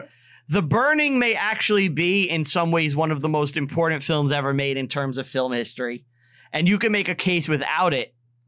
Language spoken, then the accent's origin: English; New York City, New York, United States; growing up on Staten Island